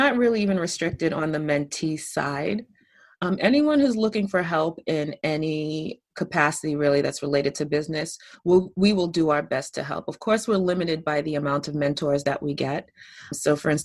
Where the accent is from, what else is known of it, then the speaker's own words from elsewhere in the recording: Cambridge, Massachusetts, United States; also born or lived in Long Island, New York / Queens, New York / Bronx, New York; Born and raised in Cambridge. Born in Cambridge Hospital on Cambridge Street